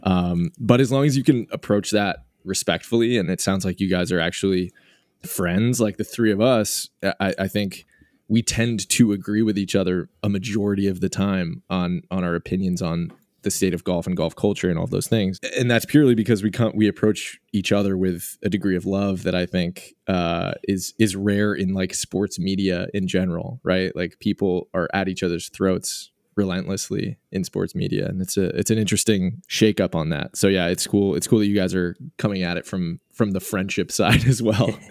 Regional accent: Boston, Massachusetts, United States; moved away as an adult; also born or lived in Portland, Oregon; now in New York, United States; I, I grew up in the Boston area and lived in Portland, Oregon for ten years for, for college and then afterwards, and then I, I just relocated to, to New York last year.

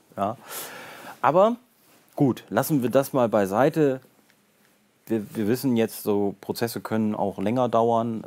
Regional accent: Brake, Lower Saxony, Germany; ich komme aus Brake

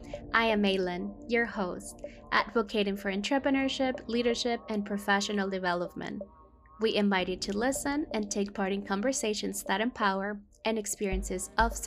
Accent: El Paso, Texas, United States; Daniela grew up in El Paso, Texas, which is also my hometown.

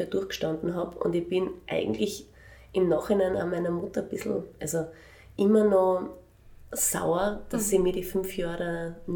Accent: Vienna, Austria; ich bin in Wien aufgewachsen, also ich bin in Wien geboren

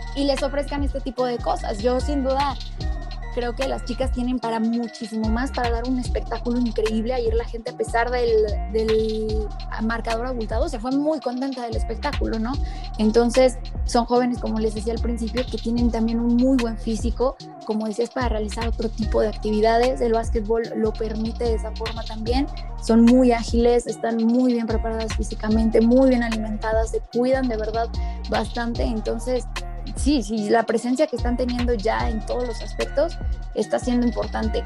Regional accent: Aguascalientes, Mexico; las Lobas de Aguascalientes, este, más allá de que sea mi tierra

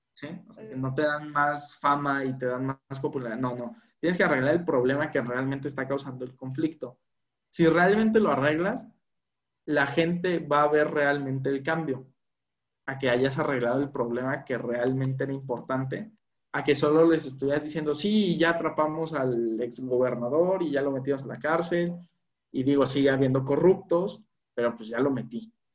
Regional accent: Mexico; como mexicano

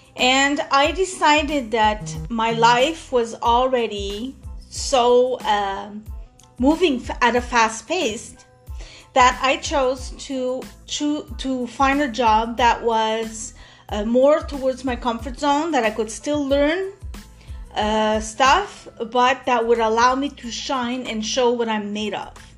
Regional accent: Montreal, Quebec, Canada; now in Montreal, Canada; I come from the West End of Montreal. And like I said, I moved to the East End at the complete opposite

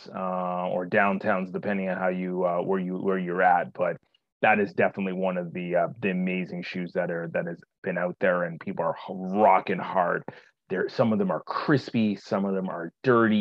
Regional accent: Toronto, Ontario, Canada; summer is not that long in Toronto per se, where I grew up, and particularly I grew up in Scarborough.

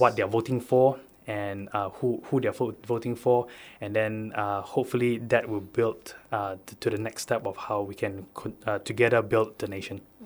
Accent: Keningau, Sabah, Malaysia; I'm actually from Keningau.

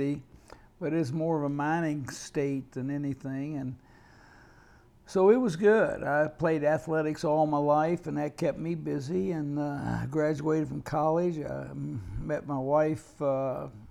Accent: Charleston, West Virginia, United States; moved away as an adult; also born or lived in California; born and raised in Charleston, West Virginia

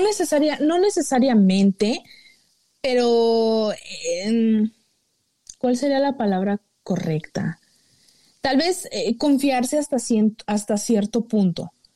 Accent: Mexico; uno como mexicano

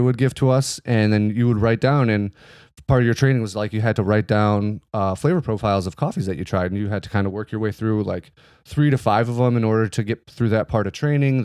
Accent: Glens Falls, New York, United States; I was born and raised in Glens Falls, New York

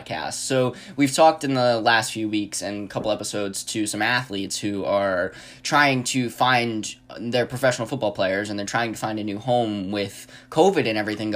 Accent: New York, United States; I'm from New York

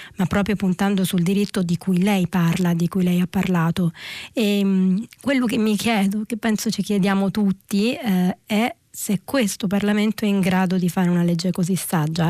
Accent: Reggio Calabria, Calabria, Italy; moved away as an adult; now in Rome, Italy; Io uh, sono nata a Reggio Calabria, ho vissuto 18 anni a Reggio Calabria prima di, di trasferirmi a Roma per l'università

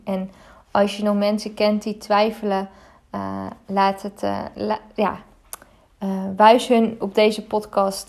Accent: Netherlands; Ik ben ook in Nederland geboren. ik ben in Nederland opgegroeid. Ik, eh, ik leef echt al mijn hele leven in Nederland

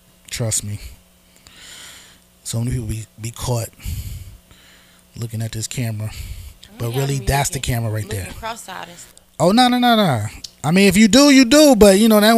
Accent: New York City, New York, United States; I am from the Bronx

